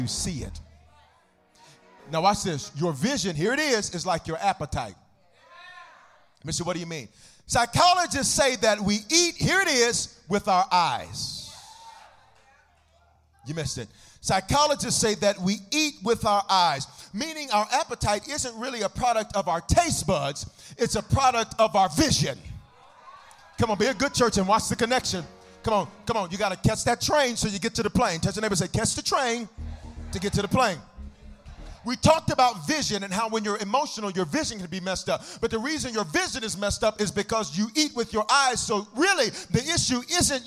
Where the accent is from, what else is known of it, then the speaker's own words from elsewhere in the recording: the South, United States; I'm from the South